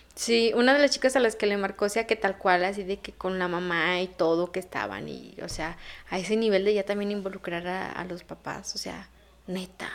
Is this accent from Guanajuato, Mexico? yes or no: yes; León, Guanajuato, Mexico; soy de León.